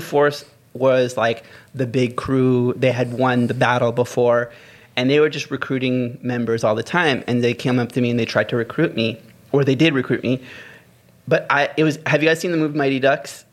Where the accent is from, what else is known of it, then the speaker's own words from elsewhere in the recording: Maryland, United States; moved away; growing up in the states, like where I grew up in Maryland